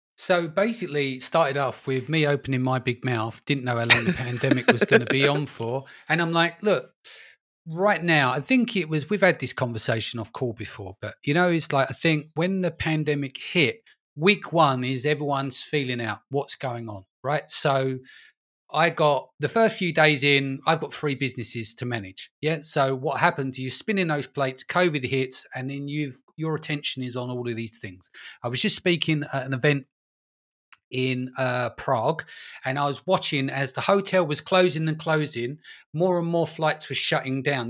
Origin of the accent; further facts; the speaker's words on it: London, United Kingdom; moved away; I'm originally from London, born and raised, but, um, I live in a little village now